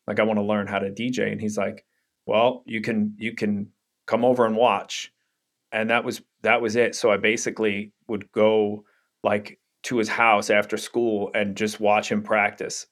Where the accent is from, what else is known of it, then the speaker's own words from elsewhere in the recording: New York City, New York, United States; I grew up in Brooklyn, New York